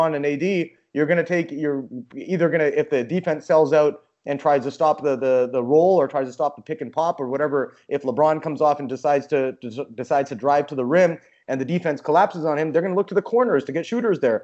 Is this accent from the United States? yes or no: no; Vancouver, British Columbia, Canada; I'm from Vancouver. I was a Grizzlies fan growing up